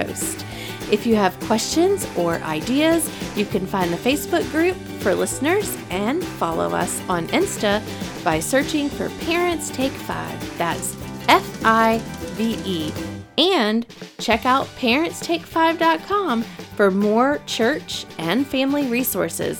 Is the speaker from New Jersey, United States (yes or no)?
no; North Carolina, United States; North Carolina, my home state